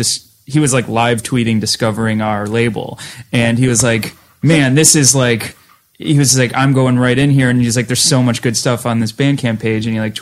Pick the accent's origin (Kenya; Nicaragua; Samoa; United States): United States; Massachusetts; we're from Boston, {S6} right? {S5} You know, it's all so, I was on the other side of the state and I was 80 miles outside of Boston, so it's like not even that far